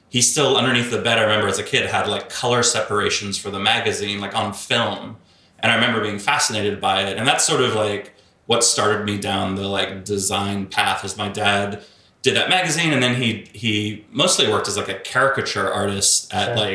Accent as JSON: {"language": "English", "country": "Bahamas", "tie": "born there", "also_born_or_lived": "Australia", "said": "they met in the Bahamas, and uh, I was born in the Bahamas, and so we bounced around a little bit, um, moved back to Australia"}